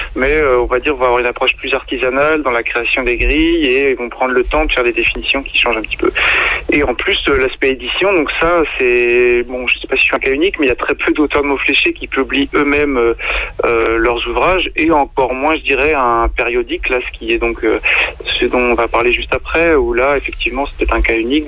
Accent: Sarthe, Pays de la Loire, France; moved away as an adult; now in Loire-Atlantique, France; j'ai passé pour l'instant mes 34 premières années dans les pays de la Loire, donc je suis originaire de Sarthe et, je vis en Loire-Atlantique

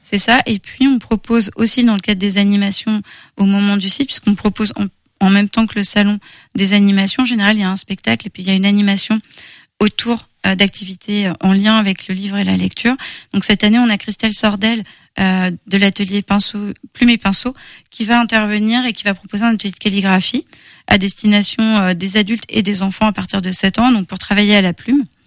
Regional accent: Bressart, Pays de la Loire, France; 10 km de mon petit village à moi. Euh, moi, je suis de Bressart.

